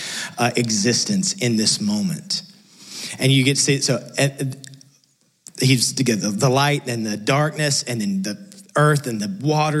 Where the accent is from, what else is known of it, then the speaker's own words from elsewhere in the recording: West Texas, United States; moved away; I came from West Texas, which is close to literally nothing.